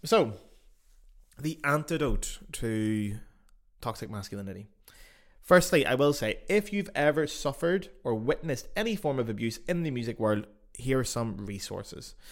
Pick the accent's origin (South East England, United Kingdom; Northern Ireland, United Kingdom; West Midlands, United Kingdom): Northern Ireland, United Kingdom; Belfast; accent: Belfast; now in Germany; my accent, you know, being Belfast